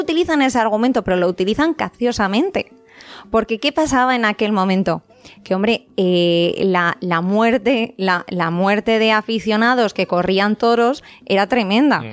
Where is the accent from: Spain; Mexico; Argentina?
Spain; Los que somos españoles